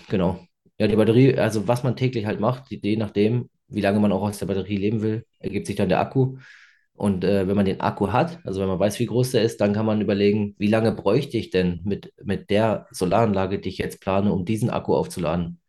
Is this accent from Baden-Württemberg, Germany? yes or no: yes; Freiburg, Baden-Württemberg, Germany; ich komme aus Freiburg